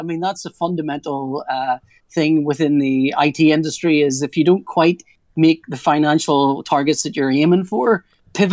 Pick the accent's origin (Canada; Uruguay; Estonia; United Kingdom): United Kingdom; Northern Ireland; I'm from Northern Ireland